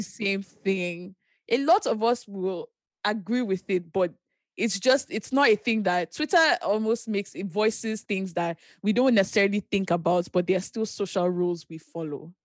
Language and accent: English; Ogun State, Nigeria; moved away; I grew up primarily in Nigeria